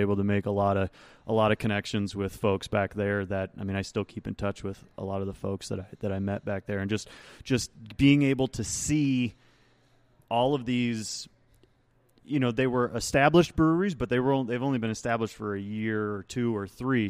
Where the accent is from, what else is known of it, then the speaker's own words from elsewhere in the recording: Rochester, New York, United States; moved away; I actually went back to my hometown of Rochester, New York